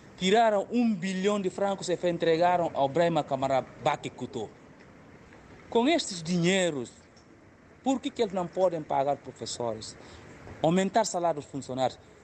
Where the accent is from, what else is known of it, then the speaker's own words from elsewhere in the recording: Guinea-Bissau; now in Portugal; Nós, enquanto guineenses